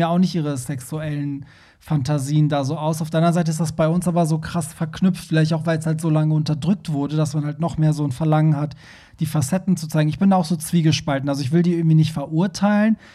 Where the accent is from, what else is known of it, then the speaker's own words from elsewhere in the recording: Germany; wir Deutschen